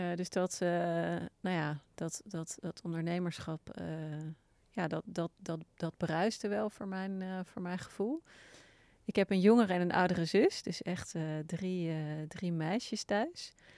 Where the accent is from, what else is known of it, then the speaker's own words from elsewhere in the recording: Wassenaar, South Holland, Netherlands; ik ben opgegroeid in Wassenaar.